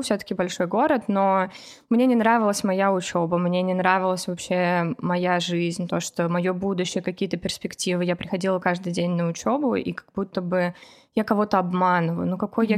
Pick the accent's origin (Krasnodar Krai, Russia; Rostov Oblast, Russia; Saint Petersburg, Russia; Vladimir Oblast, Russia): Vladimir Oblast, Russia; Kovrov; moved away as an adult; now in United States